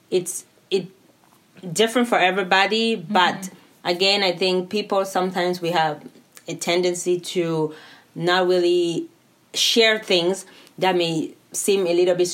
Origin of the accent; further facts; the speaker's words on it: California, United States; now in Spokane, United States; from California, and I'm right now living in Spokane.